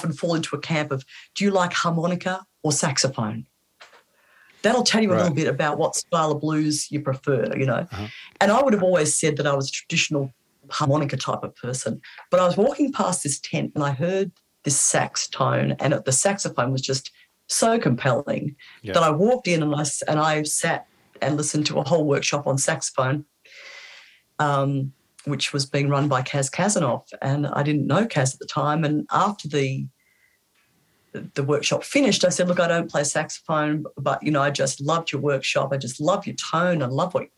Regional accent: Australia; I'm representing an Australian blues woman

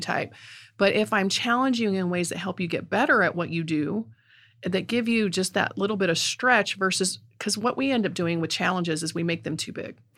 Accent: Middle Missouri, United States; accent: Middle Missouri; South City German accent; also born or lived in St. Louis; Middle Missouri accent

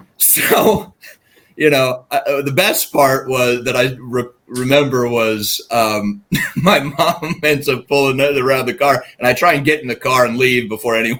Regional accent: DC metro area, Virginia, United States; also born or lived in Chicago, Illinois / Fairfax, Virginia / Maryland; I was born in Chicago, born on about a 2.5-year assignment that my dad had for a marketing company out in the city. And so I don't remember too much of that before I came back to Virginia. Grew up pretty much around the DC metro area my whole life

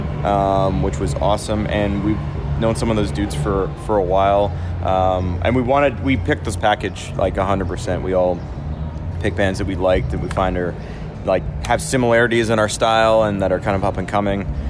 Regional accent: Canada; we're Canadian

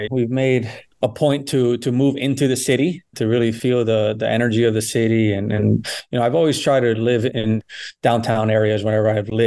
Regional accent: Weston, Florida, United States; born or raised there; moved away as an adult; also born or lived in Englewood, New Jersey / Boston / Europe; now in Philadelphia, United States

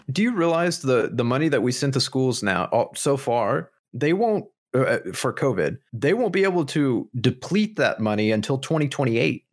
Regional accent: Southern Midwest, United States; Being Southern Midwesterner, you read the, the King James version of the Bible growing up

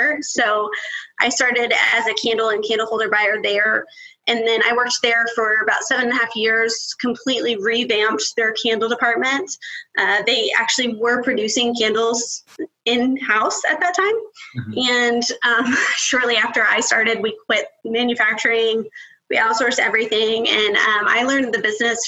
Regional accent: West Texas, United States; also born or lived in Roswell, New Mexico; now in Bethany, United States; I lived in Texas, like all through West Texas

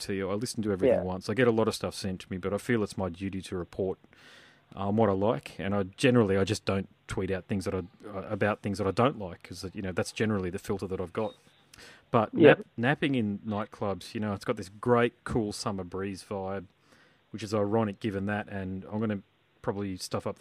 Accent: Gold Coast, Queensland, Australia; also born or lived in Sydney; I'm from the Gold Coast, but I was in Sydney and was in the band there

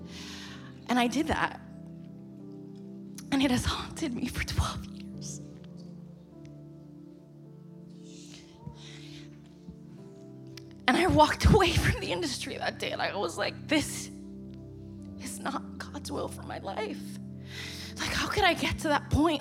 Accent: New York, United States; I'm from New York, so I ended up in New York City.

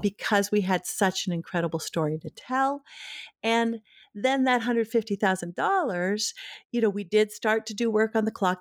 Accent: Duluth, Minnesota, United States; now in Maine, United States; growing up in Duluth, Minnesota

